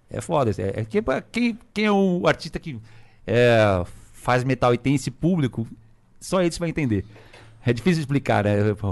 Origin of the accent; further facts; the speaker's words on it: Minas Gerais, Brazil; eu falei, eu vim de Minas